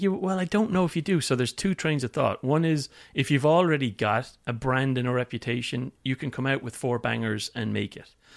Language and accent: English; Limerick, Munster, Ireland; moved away as an adult; also born or lived in London, United Kingdom; now in California, United States; I moved four hundred miles from Limerick to London